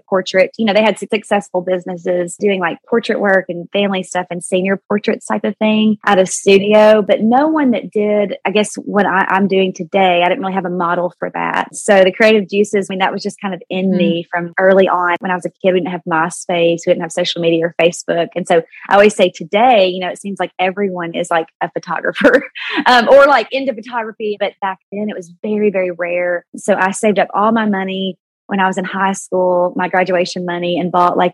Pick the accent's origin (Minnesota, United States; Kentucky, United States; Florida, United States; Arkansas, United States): Arkansas, United States; El Dorado; moved away; I'm from a small town in south central Arkansas called El Dorado. I was born and raised there.